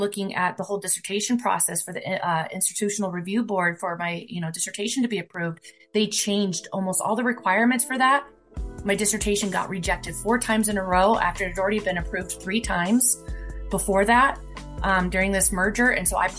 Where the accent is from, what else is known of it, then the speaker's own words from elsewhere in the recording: Fort Collins, Colorado, United States; I am from the Fort Collins, Colorado area, 60 miles away